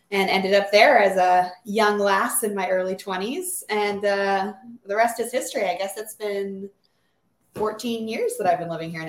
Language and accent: English; Lufkin, Texas, United States; moved away as an adult; now in California, United States; I grew up in a small town in East Texas called Lufkin.